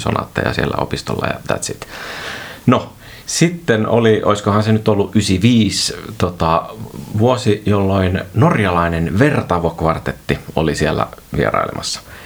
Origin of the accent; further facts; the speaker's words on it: Oulainen, North Ostrobothnia, Finland; olen kotoisin Pohjois-Pohjanmaalta Oulaisista